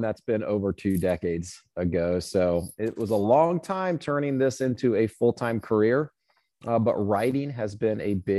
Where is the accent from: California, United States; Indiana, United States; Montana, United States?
Indiana, United States; Yeah, so I grew up in Boy Scouts in Southern Indiana.